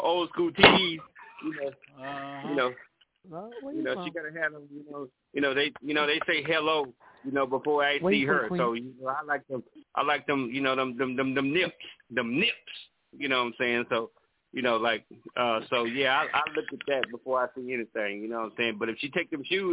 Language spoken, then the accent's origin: English; Louisiana, United States; I'm from Louisiana